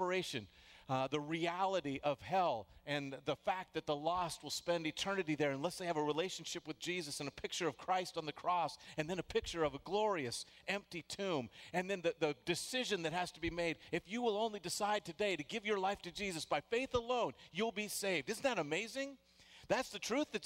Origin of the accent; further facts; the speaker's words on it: the Northwest, Pacific Northwest, United States; I grew up in the Northwest